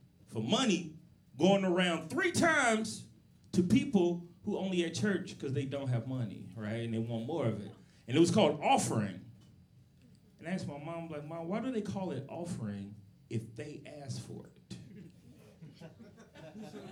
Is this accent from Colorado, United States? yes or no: no; Chicago, Illinois, United States; moved away; my hometown, Chicago